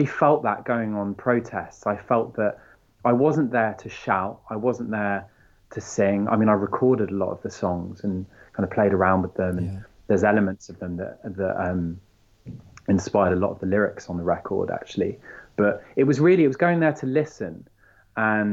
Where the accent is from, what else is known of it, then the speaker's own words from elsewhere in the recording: France; moved away; I grew up in France